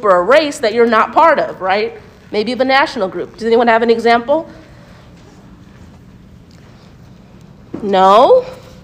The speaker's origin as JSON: {"language": "English", "country": "United States", "said": "I'm a Black American, but non-Latinx"}